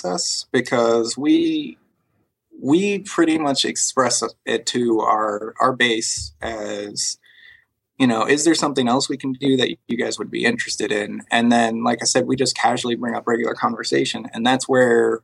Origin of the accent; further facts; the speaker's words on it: Northeast, United States; also born or lived in New York; now in Austin, United States; I grew up in the Northeast